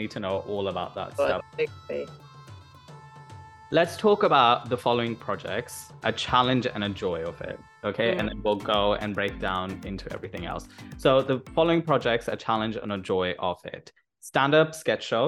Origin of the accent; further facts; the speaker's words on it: Netherlands; moved away; Holland is where I was born